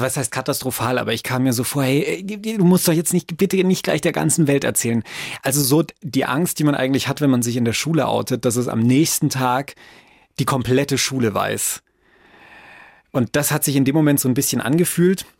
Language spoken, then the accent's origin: German; Franconia, Bavaria, Germany; ich bin in Franken aufgewachsen.